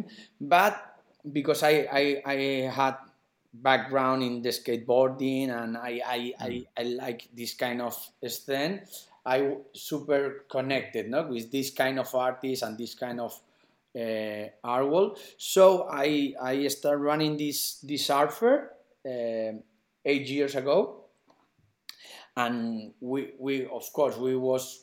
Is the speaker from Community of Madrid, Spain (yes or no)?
yes; Madrid, Community of Madrid, Spain; I'm from Madrid from three generations back